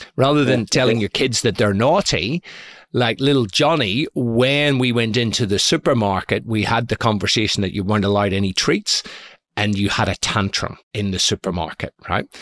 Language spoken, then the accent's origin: English; Belfast, Northern Ireland, United Kingdom; moved away; also born or lived in San Francisco; I was brought up in Belfast in the 1970s